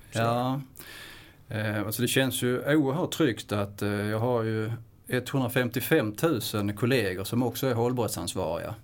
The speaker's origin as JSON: {"language": "Swedish", "town": "Kristianstad", "region": "Skåne", "country": "Sweden", "said": "jag kommer från Kristianstad som är inte så långt ifrån Småland. Men det, det är faktiskt Skåne"}